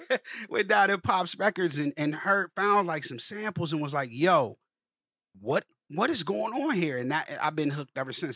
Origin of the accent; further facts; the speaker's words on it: Columbus, Ohio, United States; also born or lived in Cincinnati, Ohio; I'm originally from Columbus, Ohio, man, um, born and raised